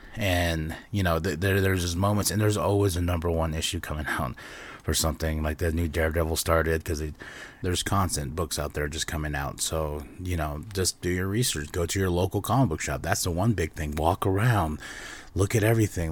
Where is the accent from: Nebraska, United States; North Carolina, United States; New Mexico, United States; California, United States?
New Mexico, United States; Shiprock; my hometown, Ship Rock, New Mexico